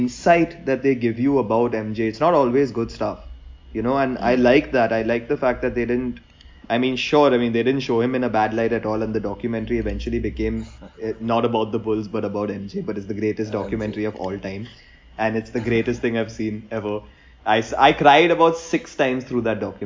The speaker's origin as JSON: {"language": "English", "country": "India", "tie": "born or raised there", "said": "growing up as an Indian cricket fan"}